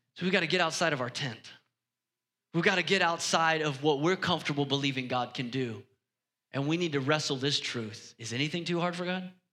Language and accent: English; United States; us as, as American Christians